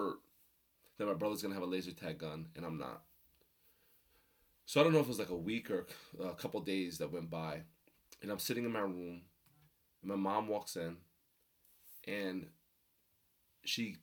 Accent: Rockaway, New Jersey, United States; also born or lived in Passaic, New Jersey; We moved from Passaic to Rockaway, New Jersey

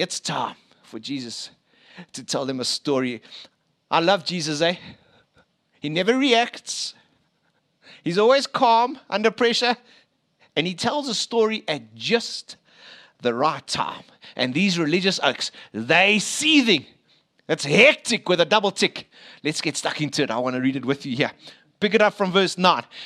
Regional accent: Springs, Gauteng, South Africa; I was born in Eastvale, proper place there, other side Springs.

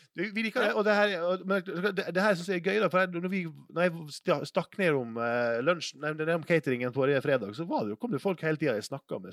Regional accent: Sunnmøre, Møre og Romsdal, Norway; jeg er oppvokst på Sunnmøre

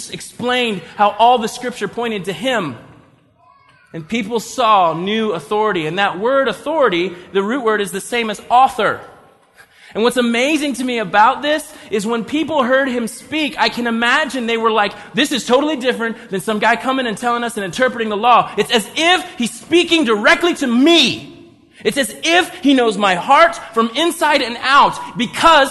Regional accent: United States; we're Western Christians, we're American Christians

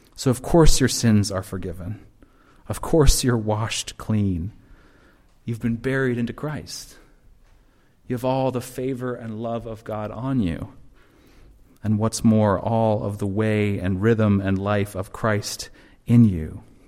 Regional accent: Seattle, Washington, United States; now in Chicago, United States; I'm from Seattle

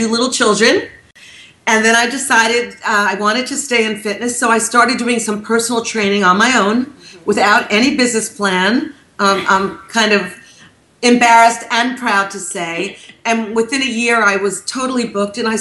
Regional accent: New York, United States; I'm from New York

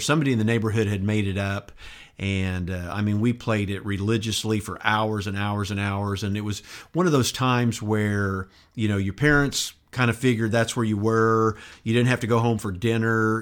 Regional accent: Enid, Oklahoma, United States; also born or lived in San Antonio, Texas / Turkey / Burns Flat, Oklahoma; I basically grew up in Enid throughout the entire seventies, from nineteen seventy to nineteen seventy-nine

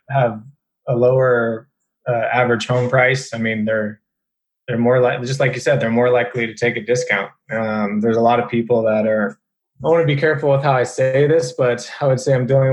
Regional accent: Bay Area, California, United States; moved away as an adult; now in San Diego, United States; I'm from the Bay Area, but I've always, you know, been in California my whole life

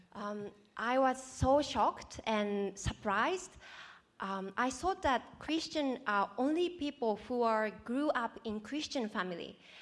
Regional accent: Japan; moved away as an adult; now in Australia; I'm from Japan. Um, I grew up in non-religious family.

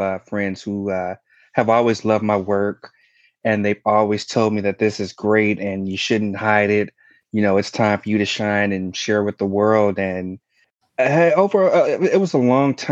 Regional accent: Chicago, Illinois, United States; I was born and raised in Chicago, Illinois.

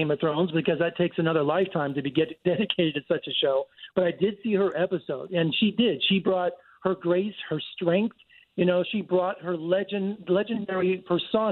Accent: United States; as an American

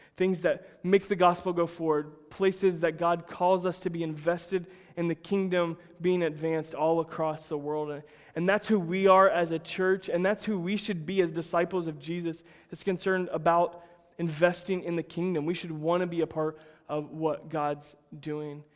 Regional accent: Plant City, Florida, United States; I grew up in Plant City, Florida, the winter strawberry capital of the world

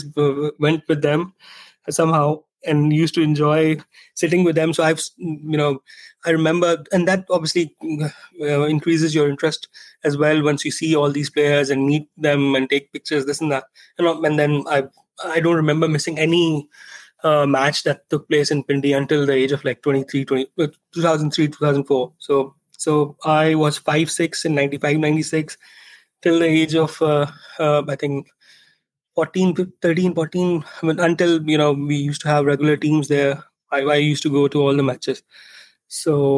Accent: Rawalpindi, Punjab, Pakistan; I grew up in Rawalpindi

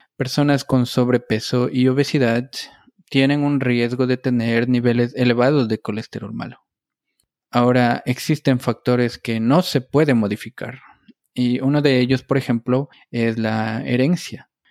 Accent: Ecuador; moved away as an adult; also born or lived in Connecticut, United States / New Jersey, United States; now in Stamford, United States; yo soy un médico ecuatoriano. Obtuve mi grado de médico en la Universidad Central del Ecuador

